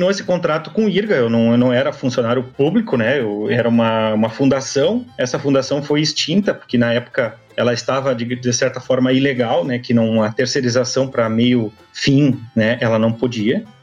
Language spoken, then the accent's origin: Portuguese; Taim, Rio Grande do Sul, Brazil; now in Porto Alegre, Brazil; depois fui morar na capital saí do Taim, né, extremo sul do Rio Grande do Sul, para ir morar na capital, em Porto Alegre.